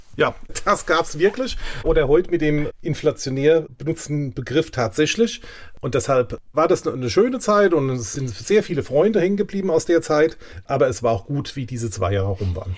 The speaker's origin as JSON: {"language": "German", "town": "Selzen", "region": "Rhineland-Palatinate", "country": "Germany", "tie": "born or raised there", "also_born_or_lived": "Mainz", "lives_now": "Undenheim, Germany", "said": "von Anfang an in Selsen aufgewachsen und dort auch mit wenigen Monaten Ausnahme bis zum 29. Lebensjahr gelebt"}